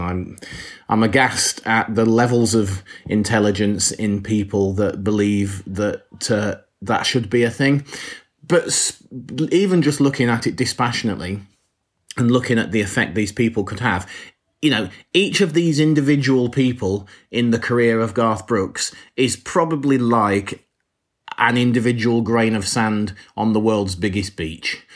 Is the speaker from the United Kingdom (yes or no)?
yes; England, United Kingdom; We, as English people